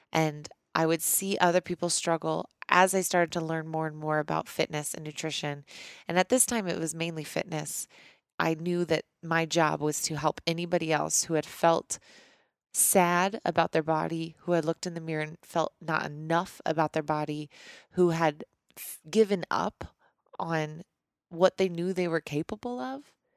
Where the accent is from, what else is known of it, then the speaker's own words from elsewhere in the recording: Missouri, United States; moved away as an adult; now in Colorado, United States; I grew up in Missouri